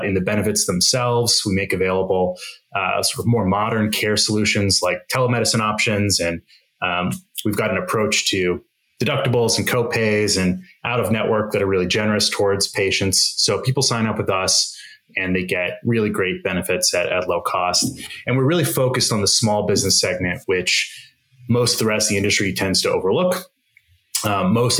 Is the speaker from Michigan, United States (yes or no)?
no; Arizona, United States; moved away as an adult; I grew up in Arizona, bounced around to the coasts for a couple schools